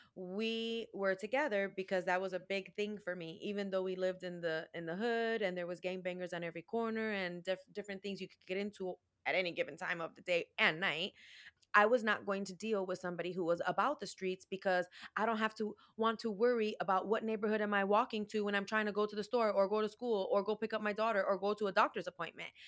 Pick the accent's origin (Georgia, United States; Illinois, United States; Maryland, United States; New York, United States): Illinois, United States; Chicago; I was born and raised in Chicago